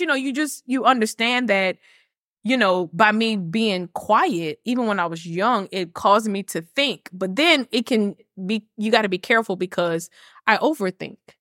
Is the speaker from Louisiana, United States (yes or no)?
yes; Lafayette, Louisiana, United States; also born or lived in Ruston, Louisiana; I moved from Ruston, Louisiana, which is right next to Grambling, and I came back home to Lafayette